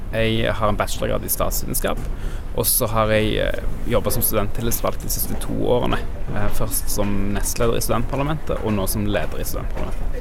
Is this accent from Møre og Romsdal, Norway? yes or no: no; Stavanger, Rogaland, Norway; now in Oslo, Norway; Jeg kommer fra Stavanger